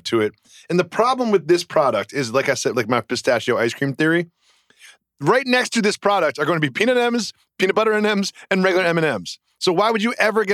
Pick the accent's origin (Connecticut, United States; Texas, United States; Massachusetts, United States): Massachusetts, United States; Western; 413 for life